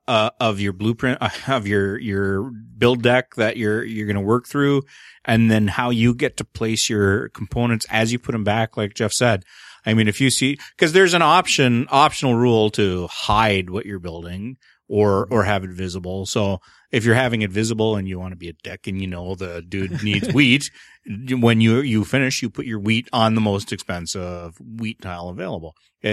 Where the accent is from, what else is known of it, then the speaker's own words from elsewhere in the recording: Canada; And I'm the Canadian.